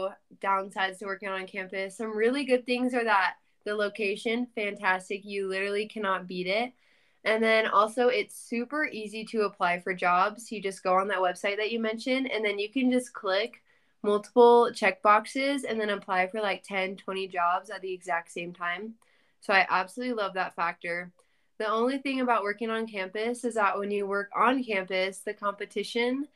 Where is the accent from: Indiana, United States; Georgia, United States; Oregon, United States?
Oregon, United States; Portland; moved away as an adult; now in Provo, United States; I am from the Portland metro area in Oregon